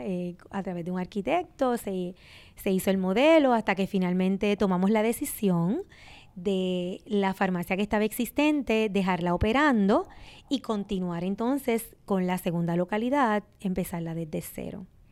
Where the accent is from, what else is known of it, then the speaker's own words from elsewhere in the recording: Sabana Grande, Puerto Rico; yo llegué, ¿verdad? A mi pueblo natal, pero joven